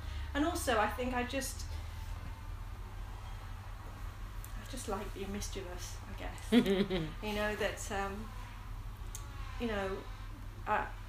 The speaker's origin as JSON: {"language": "English", "town": "Smethwick", "region": "West Midlands", "country": "United Kingdom", "tie": "born or raised there", "also_born_or_lived": "Bradford", "moved": "yes", "said": "growing up in Smethwick"}